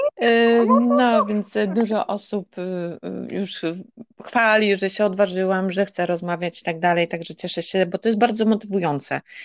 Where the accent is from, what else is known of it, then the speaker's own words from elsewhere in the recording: Polish coast, Poland; moved away as an adult; now in Netherlands; ja pochodzę z Polski, z Nadmorza